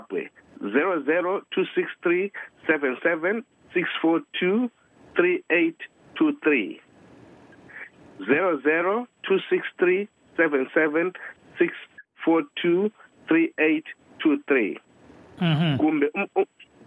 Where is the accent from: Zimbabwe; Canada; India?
Zimbabwe; Gwanda North, Matabeleland South; now in United Kingdom; I come from Tambashogo in Kwanda North.